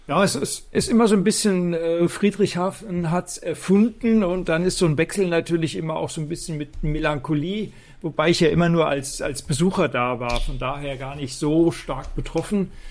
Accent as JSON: {"language": "German", "region": "Rhineland-Palatinate", "country": "Germany", "said": "Ich komme aus dem Westerwald"}